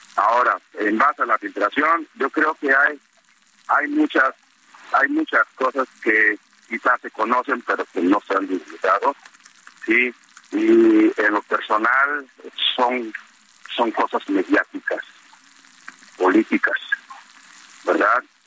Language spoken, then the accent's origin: Spanish; Mexico; como mexicanos